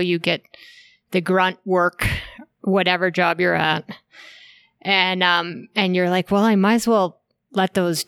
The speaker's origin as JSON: {"language": "English", "region": "Minnesota", "country": "United States", "tie": "born or raised there", "moved": "as an adult", "lives_now": "Steamboat Springs, United States", "said": "I grew up in Minnesota, and I actually was a competitive figure skater."}